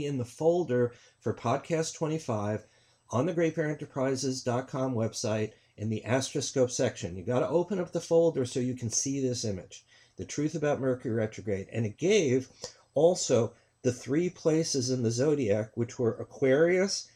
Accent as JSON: {"language": "English", "region": "New York", "country": "United States", "said": "I'm from New York"}